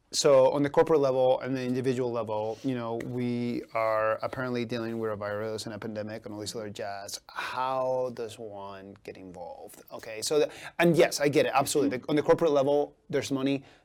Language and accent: English; Boise, Idaho, United States; I grew up in the North End after I migrated here, you know, back in '94, and um, you know, my, I lived with my grandparents